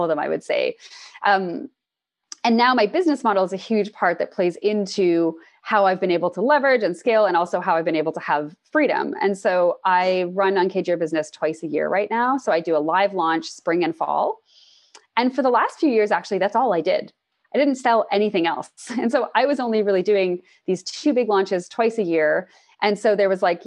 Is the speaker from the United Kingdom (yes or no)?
no; Toronto, Ontario, Canada; moved away as an adult; now in British Columbia, Canada; I'm from Toronto and I moved to BC last year